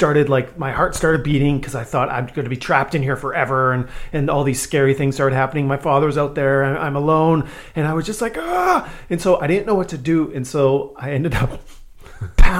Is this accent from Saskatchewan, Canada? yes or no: yes; Saskatchewan, Canada; I grew up in Saskatchewan